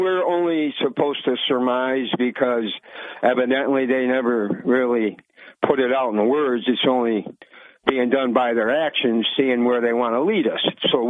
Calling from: Vestal, New York, United States

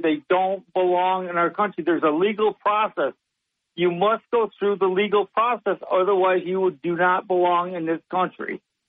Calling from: Sidney, New York, United States; Sydney, New York.

